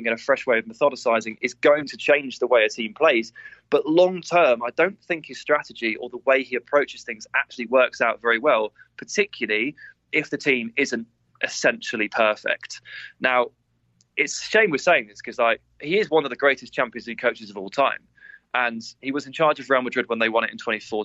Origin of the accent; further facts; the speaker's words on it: England, United Kingdom; as an Englishman